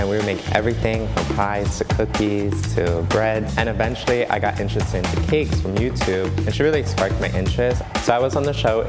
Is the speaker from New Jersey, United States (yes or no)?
yes; Passaic, New Jersey, United States; I'm from Passaic, New Jersey.